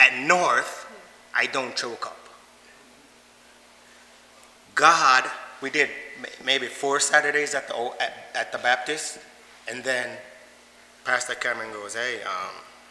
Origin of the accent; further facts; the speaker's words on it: Jamaica; moved away; I'm from Jamaica.